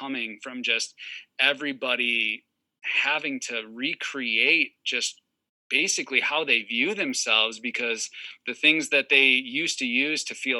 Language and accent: English; Wisconsin, United States; I'm from Wisconsin. And so like hoodie season for us is like, you know, a solid 8 months out of the year.